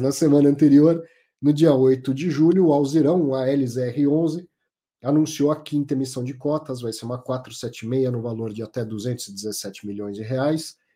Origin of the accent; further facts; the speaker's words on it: São Paulo, Brazil; Eu ah, sou paulistano